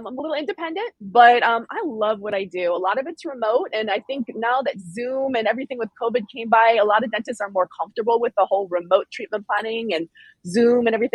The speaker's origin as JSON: {"language": "English", "area": "Silicon Valley", "region": "California", "country": "United States", "tie": "born or raised there", "also_born_or_lived": "San Francisco", "said": "I grew up in Silicon Valley in the 80s, 90s, and 2000s"}